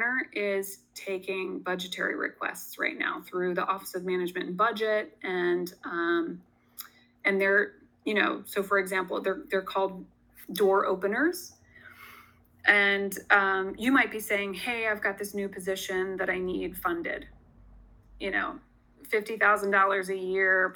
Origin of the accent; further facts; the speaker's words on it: Sussex County, Delaware, United States; I grew up in Sussex County. I graduated from Indian River High School